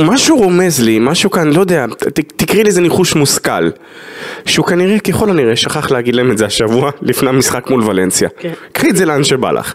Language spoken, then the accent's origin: Hebrew; Israel